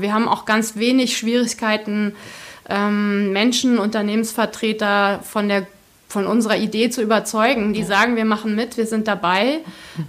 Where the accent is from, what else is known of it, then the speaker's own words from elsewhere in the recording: Hesse, Germany; Ich komme wirklich aus dem, aus dem Dorf im Zonenrandgebiet